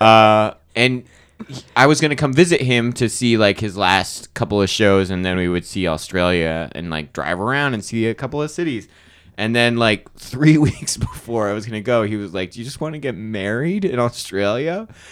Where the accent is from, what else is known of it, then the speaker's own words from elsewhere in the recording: Arizona, United States; I'm from Arizona. My, my family, uh, I grew up in Arizona